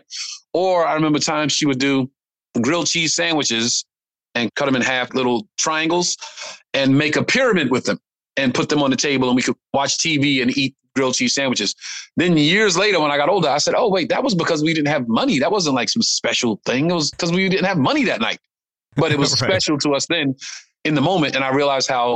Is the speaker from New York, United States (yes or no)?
yes; New York City, New York, United States; growing up in Brooklyn